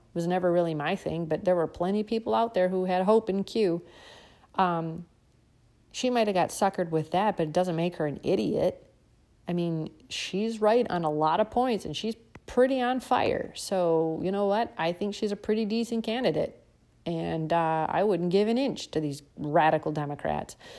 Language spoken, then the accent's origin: English; United States